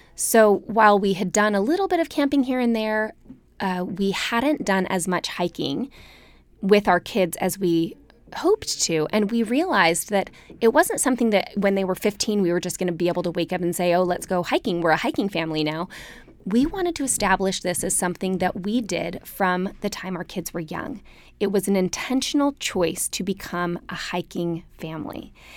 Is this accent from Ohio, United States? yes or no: no; Salt Lake City, Utah, United States; moved away as an adult; also born or lived in Austin, Texas; growing up in Salt Lake where you were always five minutes from a trail